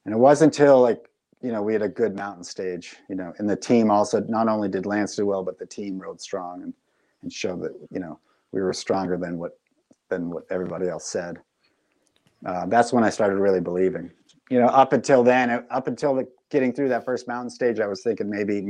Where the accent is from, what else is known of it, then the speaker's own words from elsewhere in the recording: Massachusetts, United States; I was living back in my home state of Massachusetts